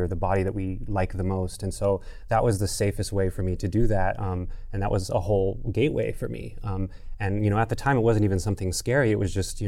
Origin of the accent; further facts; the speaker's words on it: Albuquerque, New Mexico, United States; I was born and raised in Albuquerque, New Mexico